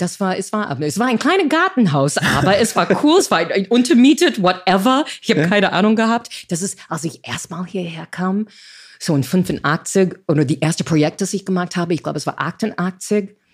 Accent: United States; German is a second language; moved away as an adult; also born or lived in New York; now in Berlin, Germany; ich als Amerikanerin, ich bin in die 60er Jahre groß geworden

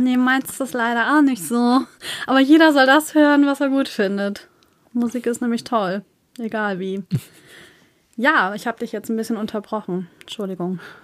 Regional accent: Northern Germany, Germany; accent: northern; wir kommen aus dem Norden.

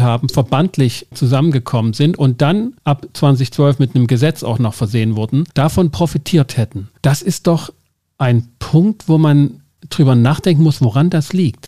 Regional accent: Schwarzenberg, Germany; Ich komme aus Schwarzenberg. Wir haben das im Stadtwappen. Wir haben die Geschichte im Kindergarten gehört

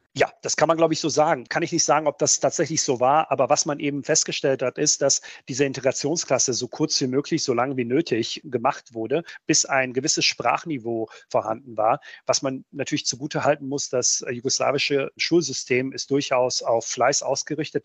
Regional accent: North Rhine-Westphalia, Germany; German is a second language; also born or lived in Bosnia and Herzegovina; ich bin ja als Achtjähriger nach Deutschland gekommen

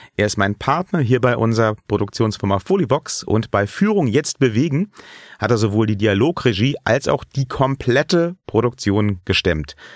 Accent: Germany; ich bin nun mal ein in Deutschland geborener weißer Mann Mitte 30

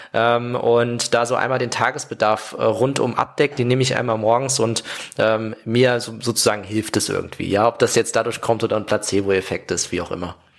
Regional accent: Saarland, Germany; moved away; ich komme ja aus dem Saarland

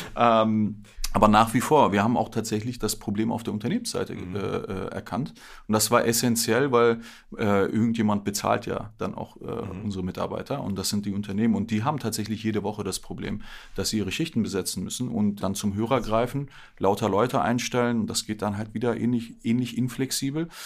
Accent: Berlin, Germany; Bin gebürtiger Berliner, hier auch aufgewachsen

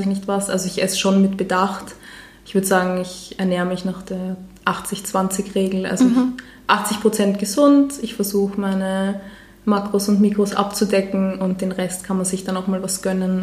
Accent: Vienna, Austria; ich bin 28 Jahre, ich bin aus Wien

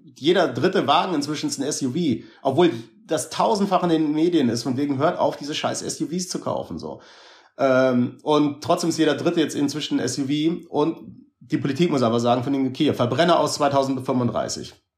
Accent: Hamburg, Germany; also born or lived in Berlin; ich bin in Hamburg geboren und da groß geworden

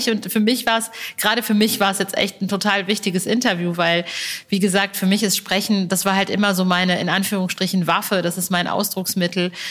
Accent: Paderborn, North Rhine-Westphalia, Germany; born there; Paderborn ist meine Geburtsstadt mhm. und ich habe bis ich 29 war noch im Kreis Paderborn gewohnt

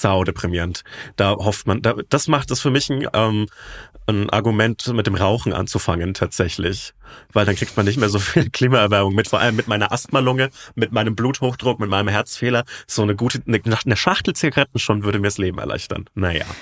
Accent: Franconia, Bavaria, Germany; accent: Franconian; in meinen Dialekt abrutsche.

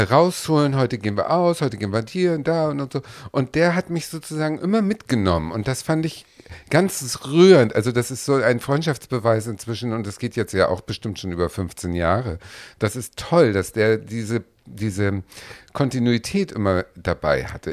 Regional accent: Hamburg, Germany; ich bin Hamburgerin

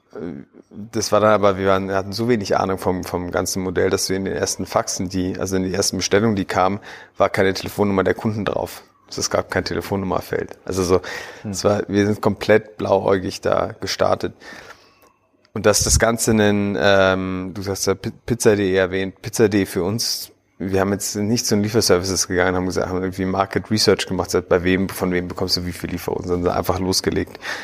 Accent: Berlin, Germany; 32 Jahre alt, gebürtiger Berliner

